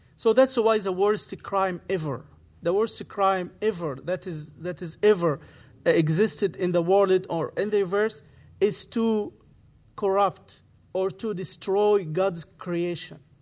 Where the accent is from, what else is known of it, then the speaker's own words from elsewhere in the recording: Egypt; English is a second language; moved away as an adult; now in Santa Barbara, United States; I speak Arabic, I'm from Egypt, I moved here twenty eighteen.